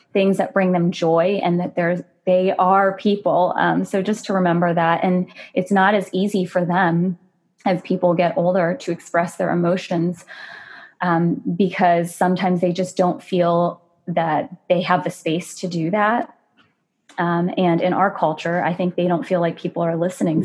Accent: United States; I'm Asian American

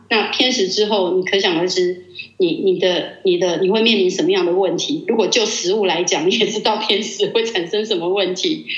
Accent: Taiwan; 我们台湾话

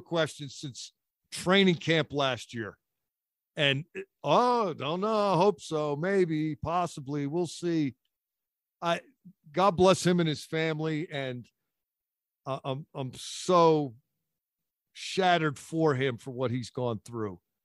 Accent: Philadelphia, Pennsylvania, United States; I grew up in Philadelphia

